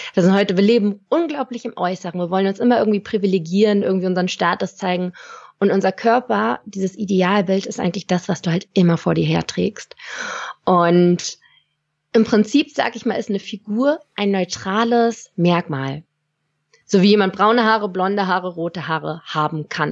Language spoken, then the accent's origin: German; Lübeck, Schleswig-Holstein, Germany; moved away as an adult; also born or lived in Stuttgart; bin dann aus dem hohen Norden, wo ich herkomme, aus Lübeck, bis nach Stuttgart gezogen in den Süden